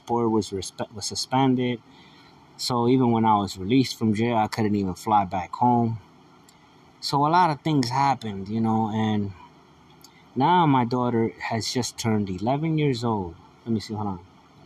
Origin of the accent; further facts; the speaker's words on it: United States; I'm an American